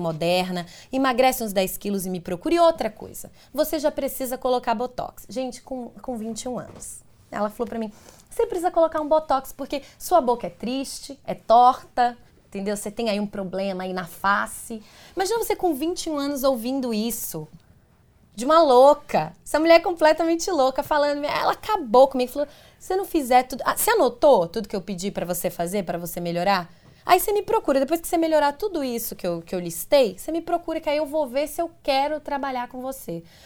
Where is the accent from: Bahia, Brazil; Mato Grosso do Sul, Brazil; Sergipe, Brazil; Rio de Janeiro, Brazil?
Bahia, Brazil; Teixeira de Freitas; moved away as an adult; now in São Paulo, Brazil; Eu sou de Teixeira de Freitas, na Bahia, é longe daqui de São Paulo, minha família toda mora lá, meus amigos de infância, enfim, as pessoas que eu cresci